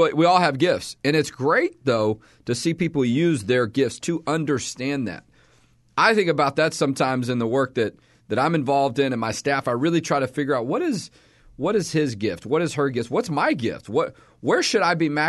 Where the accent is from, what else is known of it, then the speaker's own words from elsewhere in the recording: Texas, United States; also born or lived in Houston / Austin / Dallas; I've lived in Texas all my life.